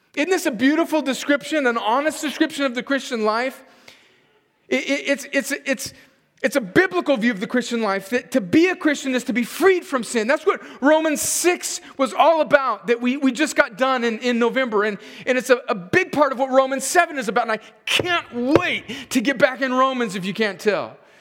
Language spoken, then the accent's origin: English; United States; as an American